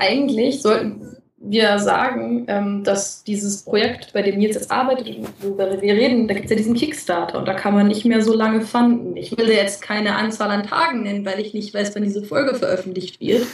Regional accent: Germany; als Deutsche

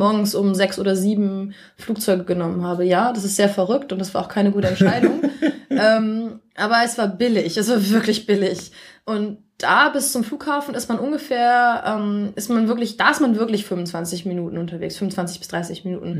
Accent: near Osnabrück, Lower Saxony, Germany; moved away as an adult; also born or lived in Shanghai, China; now in Beijing, China; Also ich komme aus der Nähe von Osnabrück

